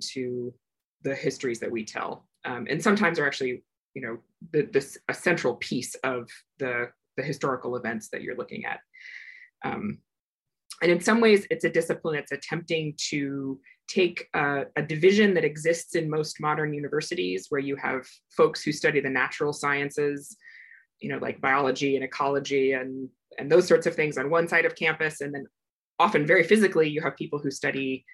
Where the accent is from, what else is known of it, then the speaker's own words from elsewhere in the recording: Iowa, United States; moved away as an adult; also born or lived in Old Crow, Yukon; I grew up in Iowa